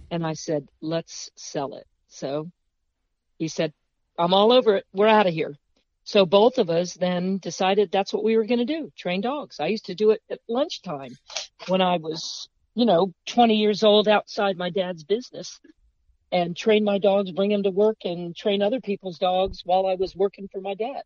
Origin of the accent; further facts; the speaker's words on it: Fredericksburg, Virginia, United States; also born or lived in Beaufort, South Carolina; I'm from Fredericksburg, you know, very historic city.